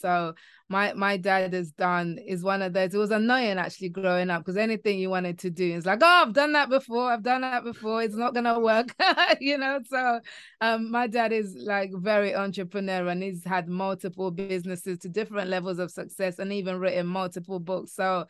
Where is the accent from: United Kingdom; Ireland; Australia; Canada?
United Kingdom; London; now in Kent, United Kingdom; I'm in an area called Kent, which is just outside London. I grew up in London and then moved to Kent, which is a little bit more leafy.